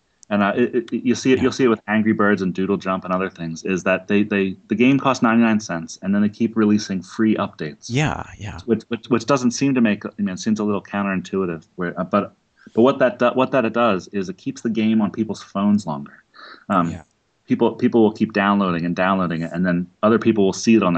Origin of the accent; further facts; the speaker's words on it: Philadelphia, Pennsylvania, United States; I'm from Philadelphia